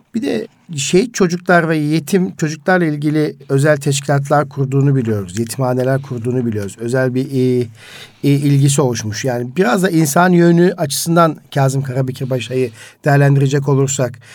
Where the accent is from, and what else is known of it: Karaman Province, Turkey